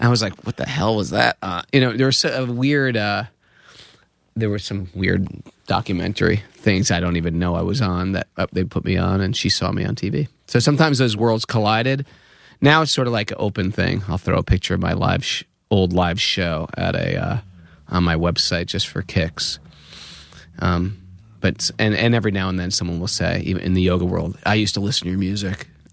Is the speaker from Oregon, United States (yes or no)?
no; Danbury, Connecticut, United States; born or raised there